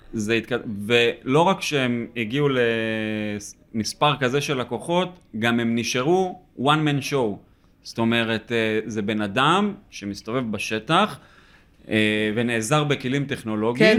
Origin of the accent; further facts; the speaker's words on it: Northern District, Israel; moved away; אנחנו במקור מהצפון, מיישוב קהילתי